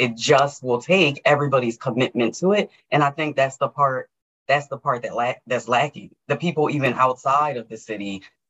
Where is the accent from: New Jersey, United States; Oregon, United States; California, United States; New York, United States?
New Jersey, United States; moved away; I came from New Jersey. I now am in Georgia and started working in FranklinCovey here.